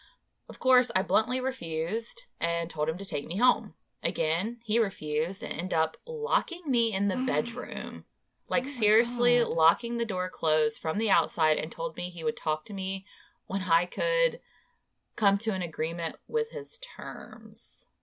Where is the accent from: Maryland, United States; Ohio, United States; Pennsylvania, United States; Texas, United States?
Ohio, United States; about an hour away from my hometown in Ohio